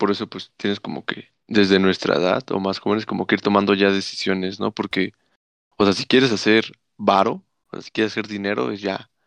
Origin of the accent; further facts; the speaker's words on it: Mexico City, Mexico; yo soy ciudad.